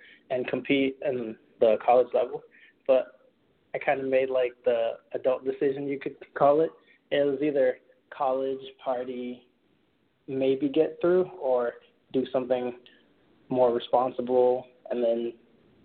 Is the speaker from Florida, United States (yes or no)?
yes; Naples, Florida, United States; moved away as an adult; also born or lived in Port-au-Prince, Haiti; Originally from Naples, Florida.